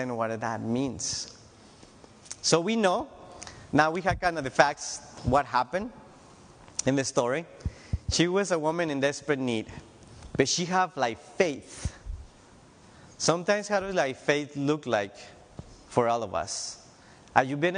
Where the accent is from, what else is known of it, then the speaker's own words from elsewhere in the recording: Tijuana, Baja California, Mexico; moved away as an adult; now in United States; I'm from Tijuana, Mexico